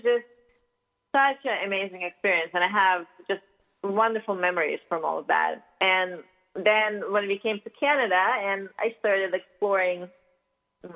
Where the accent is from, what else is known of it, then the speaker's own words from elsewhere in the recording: Russia; accent: Russian; English is a second language; moved away; I grew up in Russia, as you can probably tell by my accent. I still haven't shaken it off fully